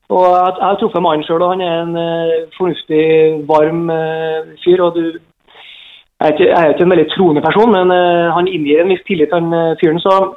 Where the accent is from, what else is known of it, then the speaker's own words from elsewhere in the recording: Trondheim, Trøndelag, Norway; now in Molde, Norway; jeg er fra Trondheim